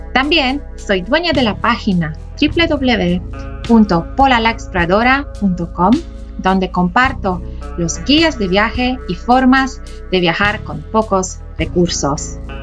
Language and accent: Spanish; Poland; moved away as an adult; also born or lived in South America / Europe / Asia; now in China; Dejé mi país natal, Polonia, cuando tenía 18 años